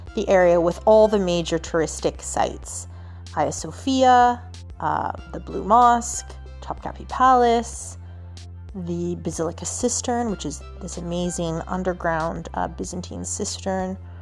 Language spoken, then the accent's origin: English; Canada; now in Istanbul, Turkey; I'm I'm coming from Canada